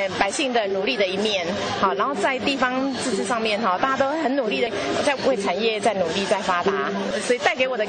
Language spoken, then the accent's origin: Chinese; Taoyuan, Taiwan; 我们来自桃园